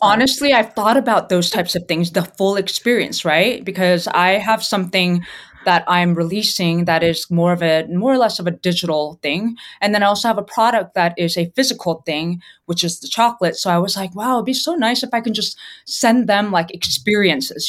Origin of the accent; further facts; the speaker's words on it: California, United States; moved away; also born or lived in New York City; I'm actually originally from California